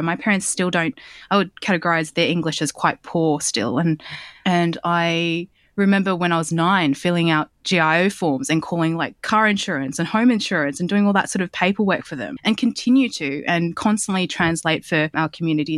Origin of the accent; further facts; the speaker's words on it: Sydney, New South Wales, Australia; I grew up in Southwest Sydney in Bankstown